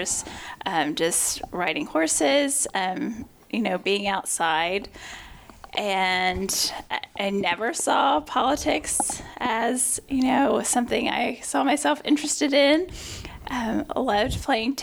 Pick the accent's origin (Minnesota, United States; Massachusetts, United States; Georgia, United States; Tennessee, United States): Tennessee, United States; Knoxville; also born or lived in Middlesboro, Kentucky / Ewing, Virginia; I grew up in East Tennessee, actually was born in a small town, Middlesboro, Kentucky, lived in Ewing, Virginia, small coal mining town, moved to Knoxville, Tennessee in 1982 during the World's Fair, and that's where I grew up